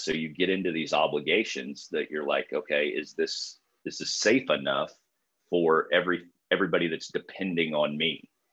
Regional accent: Illinois, United States; I grew up in Illinois

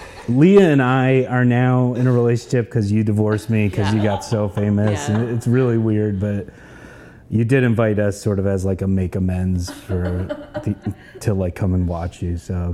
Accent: Sheboygan, Wisconsin, United States; Yeah, we're from Sheboygan.

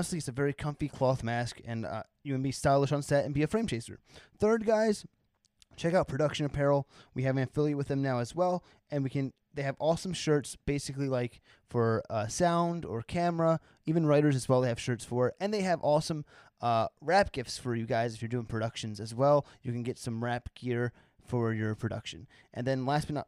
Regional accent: New Jersey, United States; I'm from New Jersey

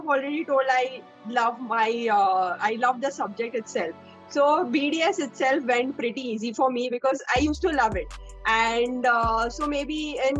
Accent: Mumbai, Maharashtra, India; I'm from Mumbai, born and brought up in Mumbai

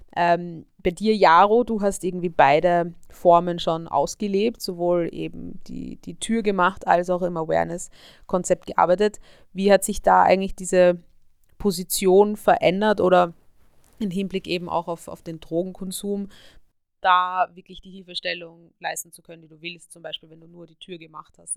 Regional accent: Vienna, Austria; ich bin ja auch aus Österreich, aus Wien

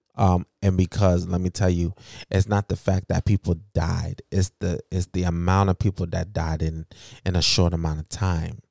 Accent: United States; I was born here.

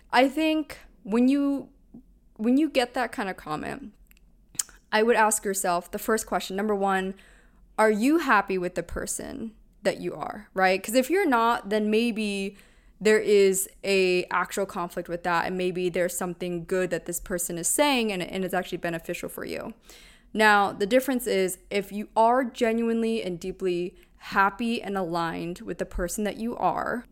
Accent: Pennsylvania, United States; moved away; grew up in, in Pennsylvania

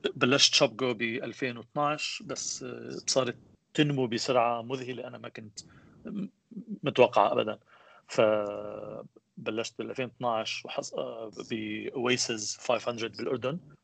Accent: Aleppo, Aleppo Governorate, Syria; moved away as an adult; also born or lived in United States / Houston; أنا من مواليد حلب بسوريا أه، عشت بحلب لحد آه، عمر ال 21

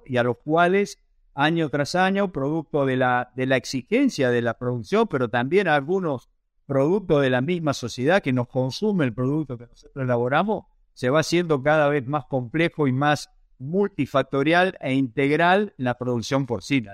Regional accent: Marcos Juárez, Córdoba, Argentina; soy nacido en Argentina, eh, precisamente en la ciudad en la cual estoy ahora, que es la ciudad de Marcos Juárez, en el medio del país, en la provincia de Córdoba

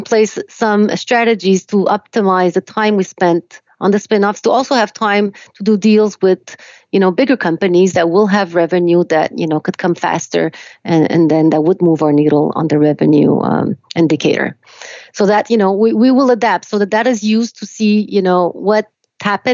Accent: Quebec, Canada; English is a second language; also born or lived in Romania; I was born in Romania. I came to Canada when I was 4

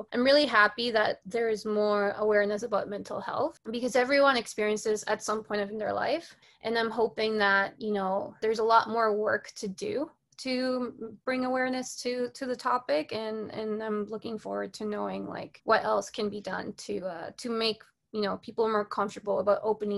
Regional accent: Colombia; English is a second language; moved away; I'm an immigrant. I came from Colombia

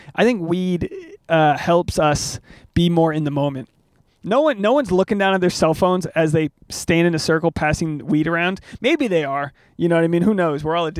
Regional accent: Newport, Rhode Island, United States; now in Los Angeles, United States; How far have I come from Newport, Rhode Island, this little fishing city in coastal New England, to a stand-up venue in Los Angeles, California

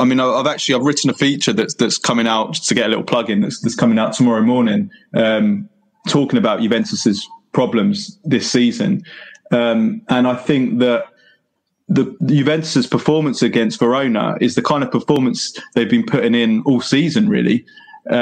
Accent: England, United Kingdom; I have Italian parents. I was born in England and grew up in England, but both my parents are Italian

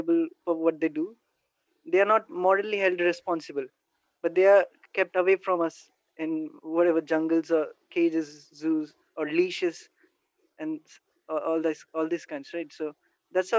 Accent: India; from India

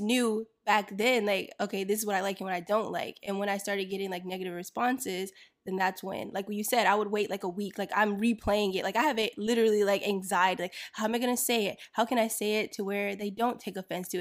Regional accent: Florida, United States; I grew up in Florida

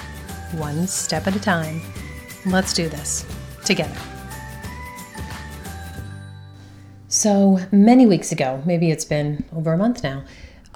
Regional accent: between Philadelphia and Washington DC, Mid-Atlantic area, United States; living in that area, sandwiched between Philly and DC

